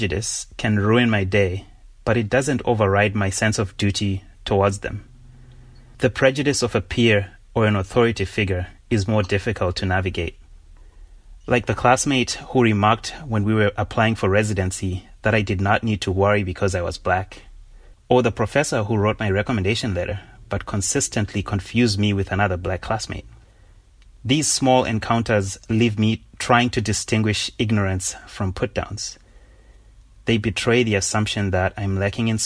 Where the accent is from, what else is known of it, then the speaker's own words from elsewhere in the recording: Zimbabwe; moved away as an adult; also born or lived in Oxford; now in United States; When I began my journey from Zimbabwe to college in the U.S.